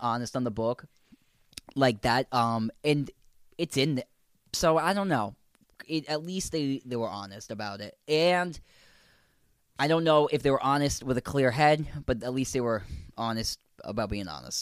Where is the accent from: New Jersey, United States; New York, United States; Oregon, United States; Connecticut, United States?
Connecticut, United States; we're from Connecticut